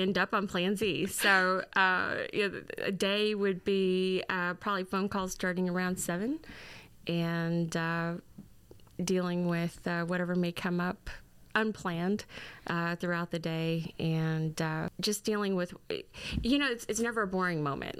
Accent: Fredericktown, Missouri, United States; moved away as an adult; now in Jefferson City, United States; I am originally from Fredericktown, Missouri

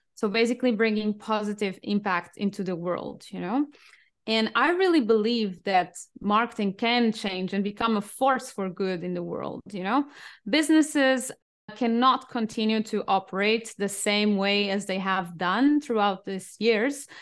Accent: Portugal; English is a second language; also born or lived in United Kingdom / France / Singapore / Cambodia; now in Germany; I'm originally from Portugal, but I have been living all over the world, including the UK, France, Singapore, Cambodia, and I'm now based in Germany

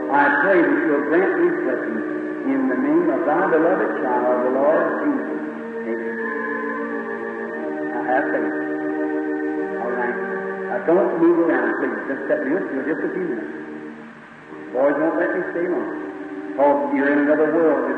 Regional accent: United States; I was born in the States

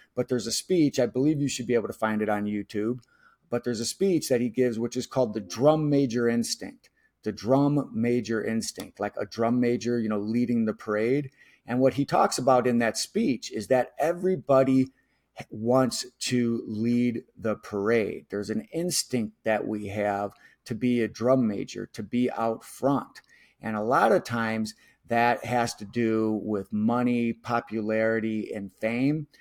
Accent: Chicago, Illinois, United States; somebody who was born and raised in Chicago

